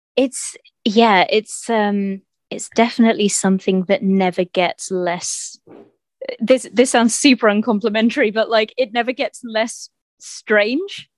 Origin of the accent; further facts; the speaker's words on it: Winchester, South East England, United Kingdom; in Winchester, my hometown